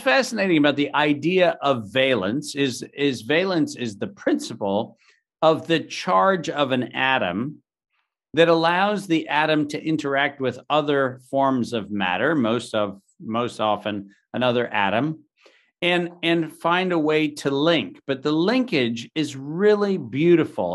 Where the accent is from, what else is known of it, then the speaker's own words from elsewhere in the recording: Southern California, United States; I grew up in Southern California in the early nineteen seventies